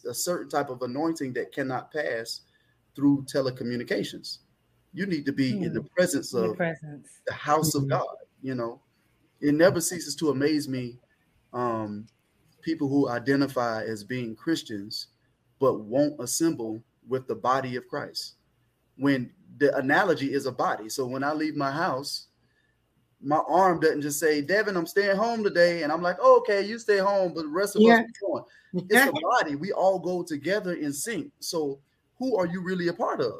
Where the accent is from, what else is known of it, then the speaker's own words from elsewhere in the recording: Jacksonville, Florida, United States; moved away as an adult; now in Miami, United States; I was born and raised in Jacksonville, Florida